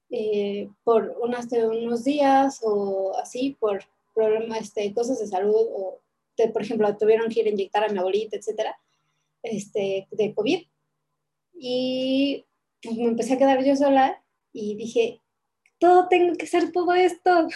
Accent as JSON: {"language": "Spanish", "region": "Mexico City", "country": "Mexico", "moved": "yes", "lives_now": "Puebla, Mexico", "said": "soy de Ciudad de México, pero estoy en Puebla"}